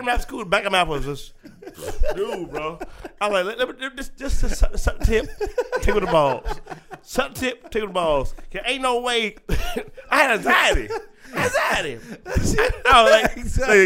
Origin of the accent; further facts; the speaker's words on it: Atlanta, Georgia, United States; from Atlanta, where I'm from. I'm from South